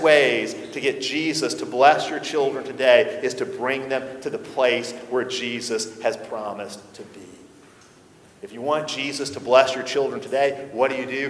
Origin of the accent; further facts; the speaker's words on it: the Bible Belt, United States; growing up in the Bible Belt